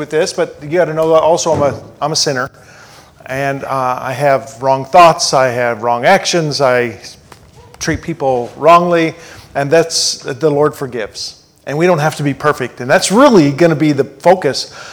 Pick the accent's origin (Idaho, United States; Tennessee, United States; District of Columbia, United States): Tennessee, United States; Nashville; I'm from Nashville, and we're there in this Music City